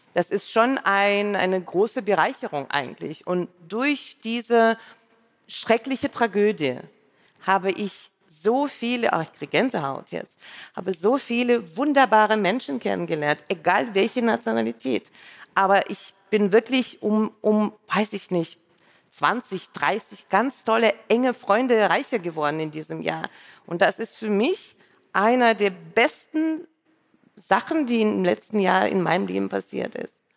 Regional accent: Saint Petersburg, Russia; first language Russian; German is a second language; moved away as an adult; also born or lived in Düsseldorf, Germany; now in Berlin, Germany; ich bin aus Leningrad und Sowjetunion ausgereist

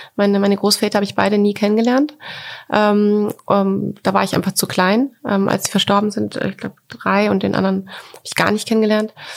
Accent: Coburg, Bavaria, Germany; also born or lived in Düsseldorf; now in Berlin, Germany; ich bin doch Coburgerin.

